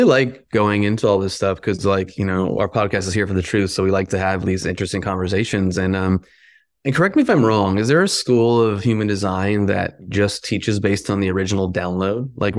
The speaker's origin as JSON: {"language": "English", "region": "New Jersey", "country": "United States", "said": "I curse them all the time. I'm from New Jersey and I'm Greek."}